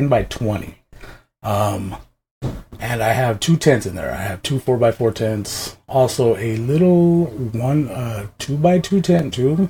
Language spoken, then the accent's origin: English; Washington, United States; I'm originally from Washington